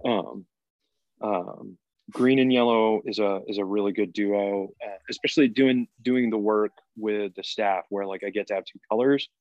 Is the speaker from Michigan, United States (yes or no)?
no; Massachusetts, United States; moved away; I'm originally from Massachusetts